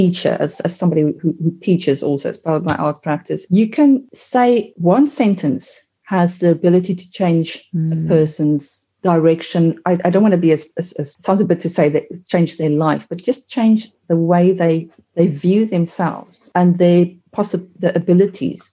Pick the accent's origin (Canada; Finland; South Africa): South Africa; I am South African